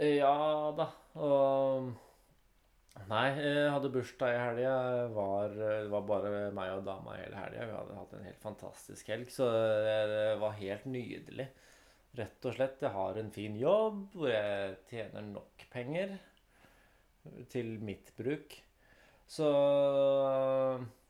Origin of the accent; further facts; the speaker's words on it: Lier, Buskerud, Norway; jeg har vokst opp i Lier